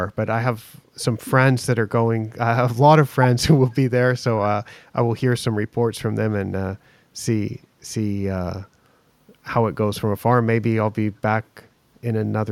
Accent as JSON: {"language": "English", "country": "United States", "also_born_or_lived": "Asia", "moved": "yes", "said": "me as an American"}